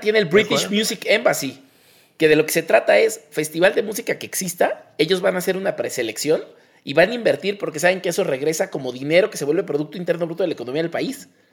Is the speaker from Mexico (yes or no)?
yes; Mexico; como mexicanos somos permanentemente adolescentes